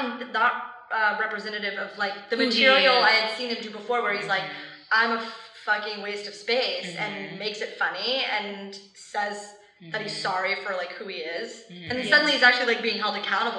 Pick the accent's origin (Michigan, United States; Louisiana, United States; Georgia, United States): Louisiana, United States; I'm from Louisiana, y'all.